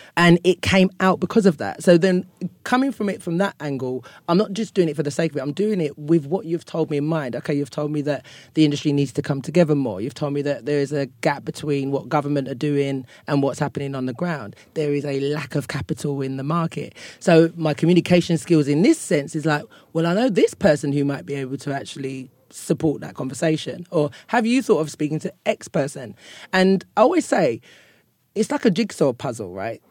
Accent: London, United Kingdom; accent: Cockney; moved away as an adult; now in Ghana; growing up in London

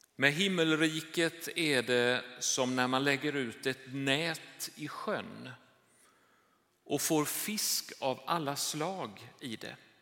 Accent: Jönköping, Jönköping County, Sweden; moved away; det här är min hemstad.

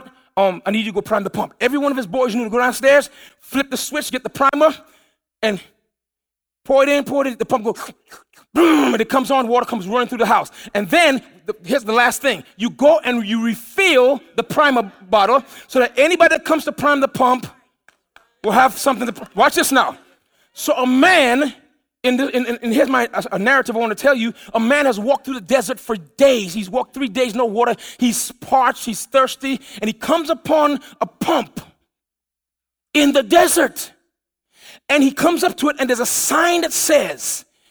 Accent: U.S. Virgin Islands; moved away; as a kid, I grew up in the Virgin Islands.

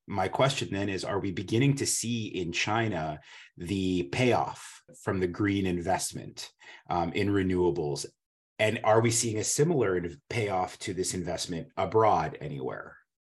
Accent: Canada; now in Washington, D.C., United States; I grew up skiing in the Canadian Rockies

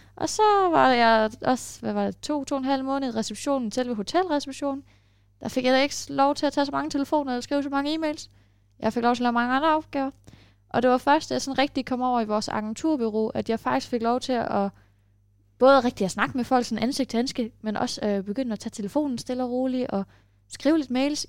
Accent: Denmark; accent: Danish; jeg snakkede med dansk accent

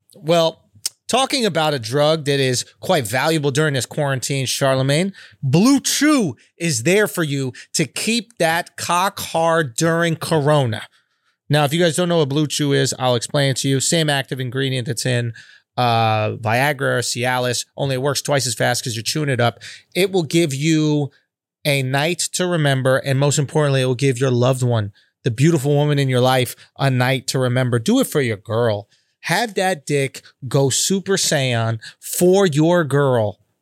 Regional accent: New York City, New York, United States; I'm born and raised in Manhattan

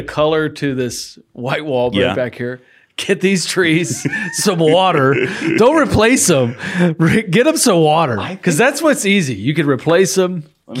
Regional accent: St. Louis, Missouri, United States; born or raised there

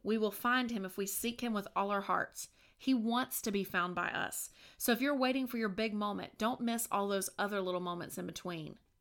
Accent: Virginia, United States; moved away; my hometown in Virginia

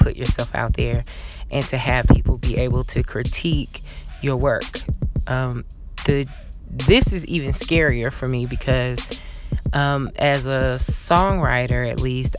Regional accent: Atlanta, Georgia, United States; growing up in a city like Atlanta. I am from the South. I'm born and raised here.

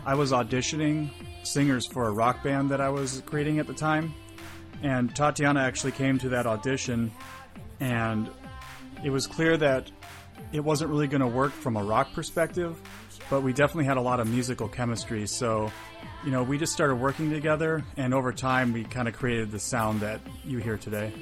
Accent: Wisconsin, United States; moved away as an adult; now in San Diego, United States; I'm from a very small town. Uh, as I mentioned before, I'm from Wisconsin. Uh, I went to a public school that was kindergarten through 12th grade

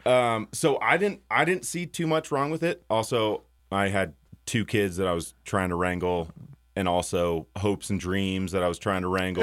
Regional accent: Cincinnati, Ohio, United States; moved away; being born and raised in Cincinnati and leaving Cincinnati

